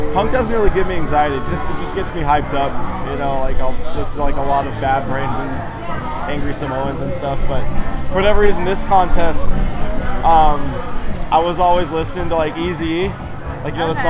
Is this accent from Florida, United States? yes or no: no; San Clemente, California, United States; I'm from San Clemente, California